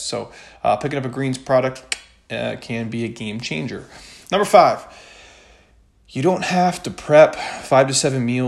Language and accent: English; Midwest, United States; I grew up in the Midwest